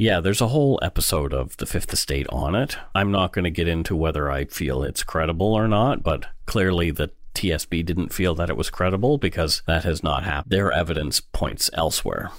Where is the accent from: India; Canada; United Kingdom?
Canada; Bridgewater, Nova Scotia; now in Vancouver, Canada; in my hometown in Bridgewater, only forty minutes down the road from Peggy's Cove.